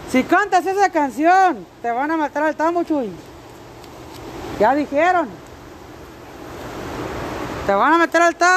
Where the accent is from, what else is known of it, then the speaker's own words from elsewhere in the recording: Querétaro, Mexico; Sí, no, mi corazón es 100% queretano. Como mi paisa, somos querétaros preciosos. Nosotros somos una tierra donde se hicieron pura preciosura